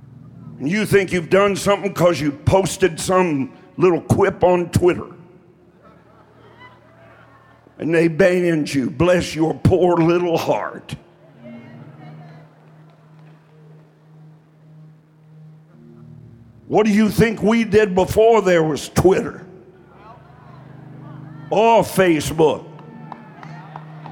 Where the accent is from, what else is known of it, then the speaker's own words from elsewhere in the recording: Eastern Kentucky, United States; I'm from Eastern Kentucky, honey. We just talk straight and slow.